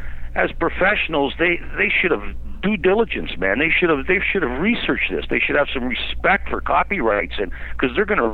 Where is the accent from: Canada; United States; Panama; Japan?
Canada; I'm Canadian my whole life